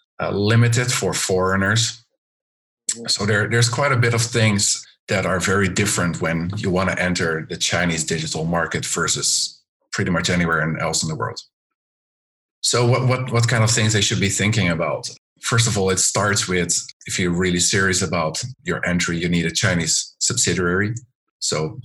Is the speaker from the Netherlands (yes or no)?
yes; Netherlands; moved away as an adult; now in China; I'm originally from the Netherlands